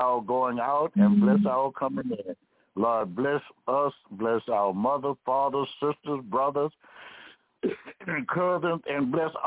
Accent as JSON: {"language": "English", "country": "United States", "tie": "born or raised there", "said": "I was raised in America. And this America is my home."}